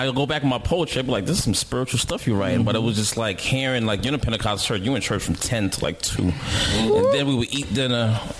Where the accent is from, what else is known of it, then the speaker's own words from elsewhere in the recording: Mount Vernon, New York, United States; Growing up in Mount Vernon